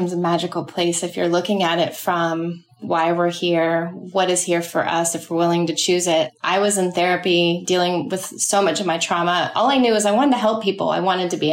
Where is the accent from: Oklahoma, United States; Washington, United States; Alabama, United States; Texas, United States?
Texas, United States; Dallas; moved away as an adult; also born or lived in New York City; now in Charleston, United States; I'm from Dallas, Texas, and I left there when I was 18